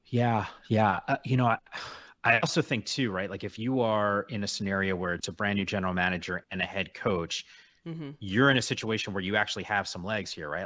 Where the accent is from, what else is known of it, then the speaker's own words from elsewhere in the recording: Northeast, United States; I grew up in the Northeast